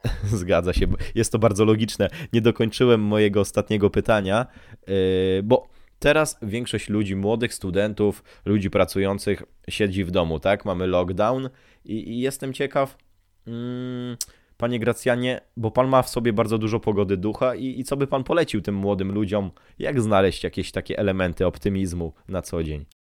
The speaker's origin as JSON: {"language": "Polish", "town": "Szczecin", "region": "West Pomeranian Voivodeship", "country": "Poland", "said": "ja pochodzę z tego, mia- pochodzę z tego miasta"}